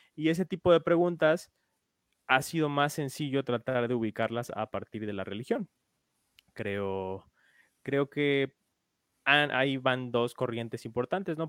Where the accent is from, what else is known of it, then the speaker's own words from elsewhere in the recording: Mexico; como mexicanos